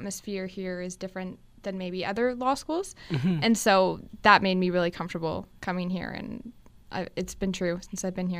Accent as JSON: {"language": "English", "town": "Brampton", "region": "Ontario", "country": "Canada", "moved": "yes", "lives_now": "Windsor, Canada", "said": "I'm from Brampton."}